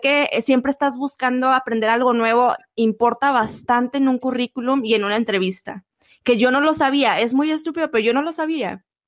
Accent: Mexico

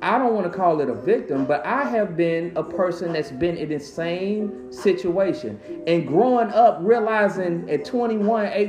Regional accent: Chicago, Illinois, United States; West Pullman, all day

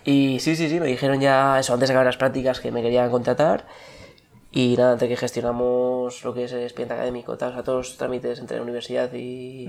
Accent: Bilbao, Basque Country, Spain; moved away as an adult; also born or lived in Madrid; nací en Bilbao y aquí estoy. Aunque estuve una temporada afuera.

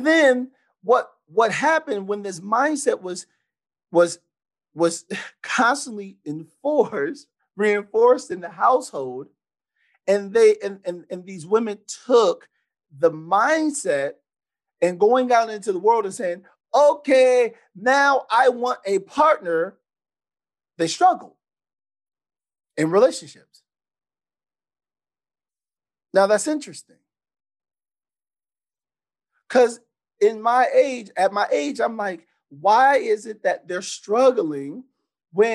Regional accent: San Antonio, Texas, United States; how I was raised. So I'm from San Antonio, Texas

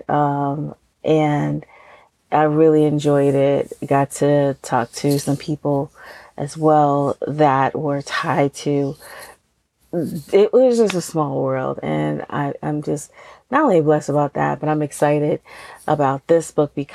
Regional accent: Pennsylvania, United States; here in my home state

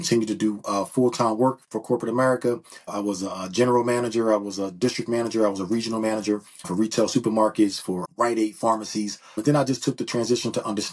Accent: Philadelphia, Pennsylvania, United States; I'm from Philadelphia, PA. Been born and raised in Philadelphia

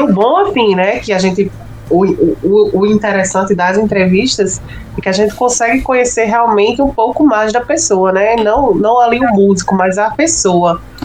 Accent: Natal, Rio Grande do Norte, Brazil; Eu sou de Natal, né? Não sei se você sabe. Aqui no Rio Grande do Norte.

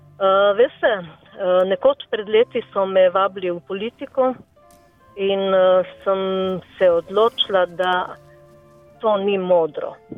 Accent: Slovenia; Slovenci smo kar precej samozavestni

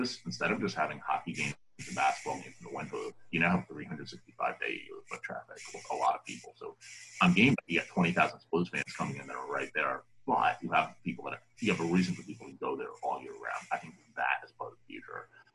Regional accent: 10 miles outside of New York, near the Meadowlands, New Jersey, United States; moved away; also born or lived in Las Vegas; I grew up 10 miles outside of New York. I grew up, I would say, maybe a 10-minute drive from the Meadowlands where the Devils played

